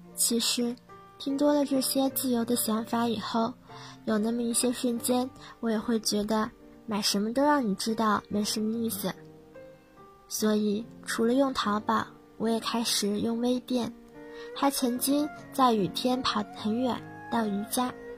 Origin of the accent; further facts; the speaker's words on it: Yancheng, Jiangsu, China; moved away as an adult; now in Nanjing, China; 来自江苏盐城